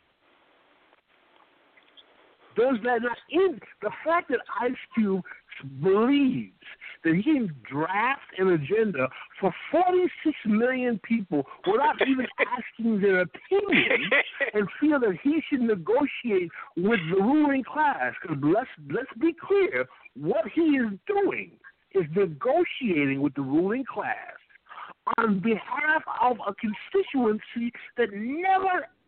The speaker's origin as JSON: {"language": "English", "town": "New York City", "region": "New York", "country": "United States", "tie": "born or raised there", "said": "I'm from Jamaica, Queens. I grew up in New York"}